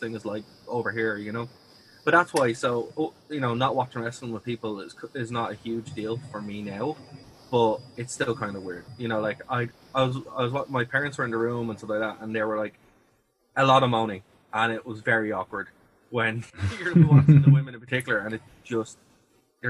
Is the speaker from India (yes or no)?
no; Ireland; me as a Irish person